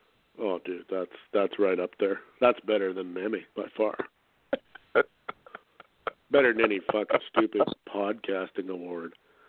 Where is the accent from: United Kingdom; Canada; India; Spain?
Canada; I'm Canadian and that's how I am